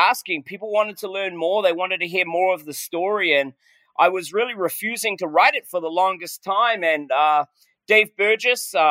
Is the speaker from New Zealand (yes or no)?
yes; New Zealand; moved away; I'm a Kiwi, man. And, you know, you grow up pretty humbled as a Kiwi.